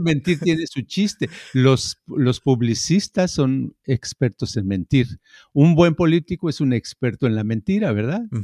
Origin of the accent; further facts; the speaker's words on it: Mexico; moved away; I'm Mexican